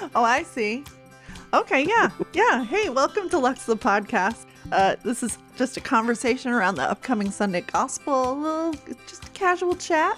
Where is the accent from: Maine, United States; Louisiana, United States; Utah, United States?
Maine, United States; Brunswick; I was born in Brunswick, Maine